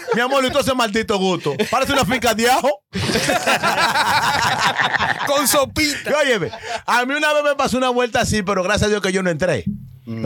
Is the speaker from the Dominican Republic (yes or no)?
yes; Dominican Republic; now in New York, United States; yo que soy dominicano